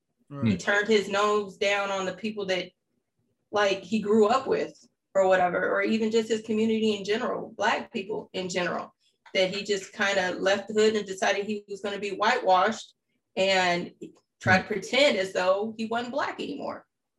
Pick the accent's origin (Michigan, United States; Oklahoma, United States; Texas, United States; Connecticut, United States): Michigan, United States; Oak Park; now in Los Angeles, United States; even though I live out here in L.A., the neighborhood in which I grew up in Michigan, Oak Park, Michigan, you had predominantly Blacks, Orthodox Jews, and Arabs.